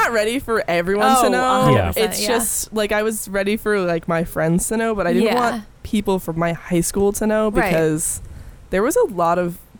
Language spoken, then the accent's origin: English; Upstate New York, United States; moved away as an adult; now in Boston, United States; I'm from New York.